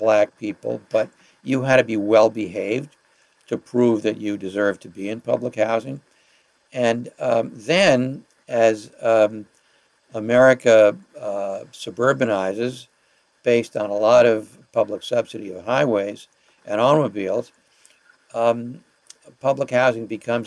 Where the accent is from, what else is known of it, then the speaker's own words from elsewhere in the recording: New York City, New York, United States; I was born in Parkchester, in the Bronx.